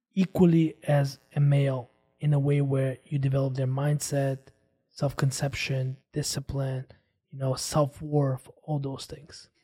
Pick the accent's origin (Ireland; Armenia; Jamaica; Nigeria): Armenia; moved away; I grew up with a different cultural mindset. I come from Armenia